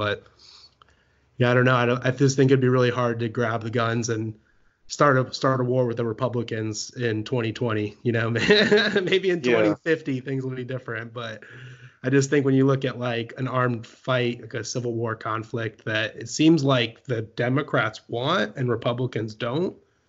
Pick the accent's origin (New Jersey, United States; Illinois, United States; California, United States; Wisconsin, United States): California, United States; now in Tennessee, United States; I mean, because I live in Tennessee now, but I'm coming from California where there's been talks of secession for a while.